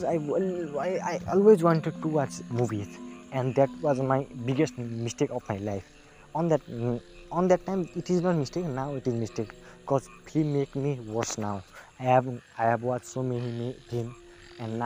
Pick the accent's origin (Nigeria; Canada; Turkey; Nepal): Nepal; also born or lived in India; I was born in India, and when at the age of seven years, I came in Nepal to live here forever.